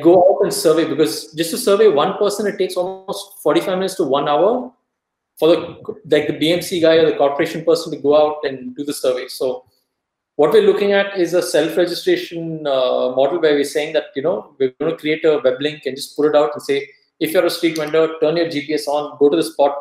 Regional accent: Davangere, Karnataka, India; Davangere, which is my hometown

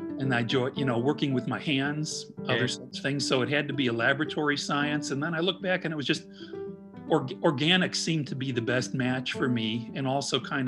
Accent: Midwest, United States; now in Indianapolis, United States; being a Midwesterner

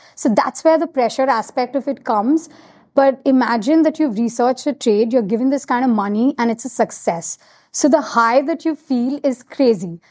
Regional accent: Kolkata, West Bengal, India; moved away as an adult; also born or lived in United States; now in Mumbai, India; I grew up in Calcutta, and I'm so proud about, like, you know, just being from Calcutta.

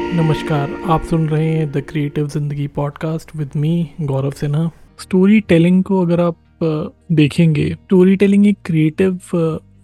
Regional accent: Bihar, India; जो मेरा गांव है यहीं बिहार में

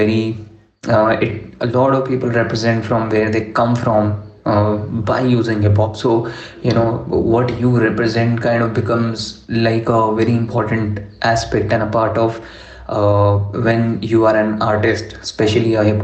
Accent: Delhi, India; English is a second language; now in Bangalore, India; I'm from Delhi

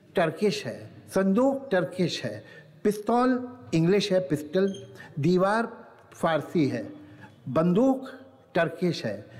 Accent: Lucknow, Uttar Pradesh, India; मैं तो बेचारा सिर्फ लखनऊ का रहने वाला हूँ

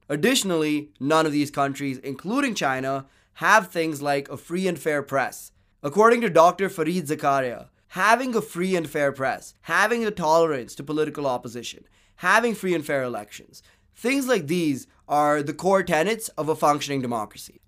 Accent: India; My home country, India

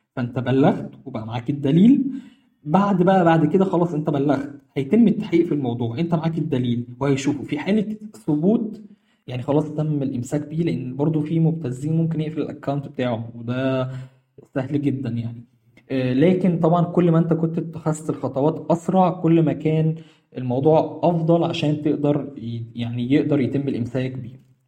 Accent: Egypt; عندنا في مصر

